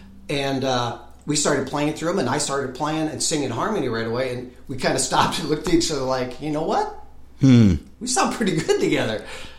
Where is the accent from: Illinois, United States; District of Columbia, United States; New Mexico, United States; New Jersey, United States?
Illinois, United States; Northern; moved away as an adult; also born or lived in Minnesota; now in Nashville, United States; Northern Illinois is where I lived most of my life.